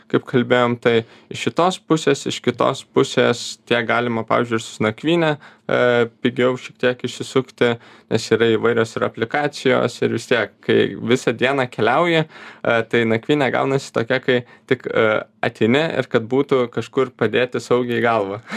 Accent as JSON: {"language": "Lithuanian", "town": "Radviliškis", "region": "Šiauliai County", "country": "Lithuania", "tie": "born or raised there", "moved": "yes", "said": "visada man širdžiai maloniausia tas gimtasis kraštas ir visada norisi ten grįžti, e, tai pats esu iš Edviliškio, tai ten visada labai norisi grįžti."}